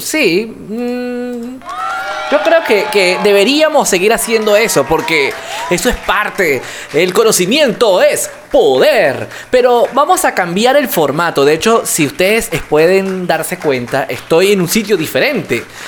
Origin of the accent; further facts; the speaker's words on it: Venezuela; now in Yopal, Colombia; mi persona eh, es del vecino país, Venezuela